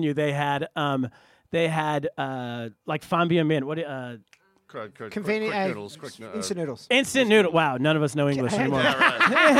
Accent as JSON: {"language": "English", "region": "California", "country": "United States", "moved": "as an adult", "lives_now": "China", "said": "I'm from California"}